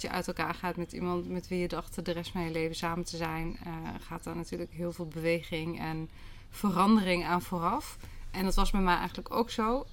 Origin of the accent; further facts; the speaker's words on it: Achterhoek, Gelderland, Netherlands; In, eh, in een landgoed op mijn geboortegrond